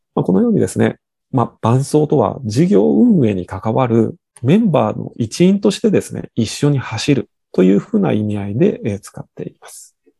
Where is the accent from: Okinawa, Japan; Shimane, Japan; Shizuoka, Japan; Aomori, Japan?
Shimane, Japan; 我々の地元の島根県